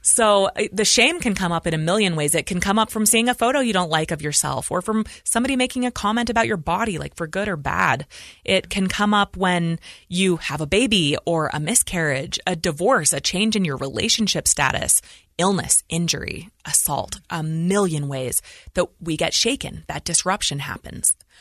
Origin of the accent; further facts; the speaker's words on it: Idaho Falls, Idaho, United States; we were raised in Idaho Falls, Idaho.